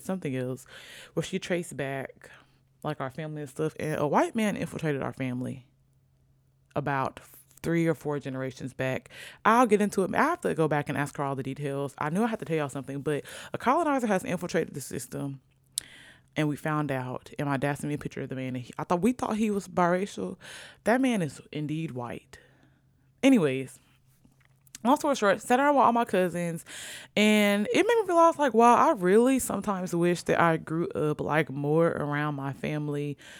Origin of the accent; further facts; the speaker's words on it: Virginia, United States; born there; also born or lived in Sicily; I was born in Virginia.